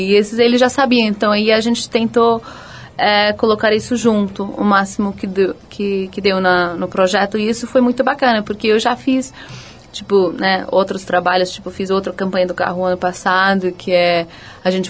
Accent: Los Angeles, California, United States; Eu nasci e fui criada nos Estados Unidos, em, em Los Angeles.

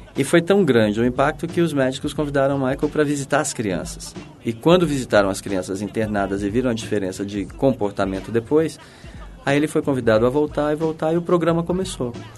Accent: Brazil; moved away as an adult; also born or lived in New York; Eu saí do Brasil

